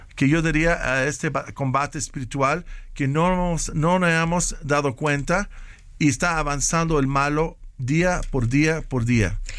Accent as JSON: {"language": "Spanish", "country": "Mexico", "moved": "as an adult", "said": "de estar aquí de mi casa de nuevo en México"}